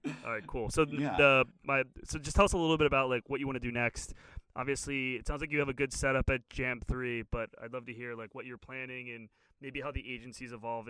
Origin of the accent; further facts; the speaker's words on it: Philadelphia, Pennsylvania, United States; I'm actually from Philadelphia and they're building one of the first esports arenas.